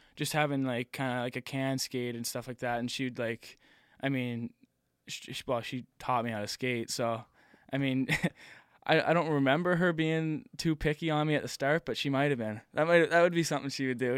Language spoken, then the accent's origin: English; Nova Scotia, Canada; also born or lived in Connecticut; me and Cam, um, we're from Nova Scotia. We were the two from here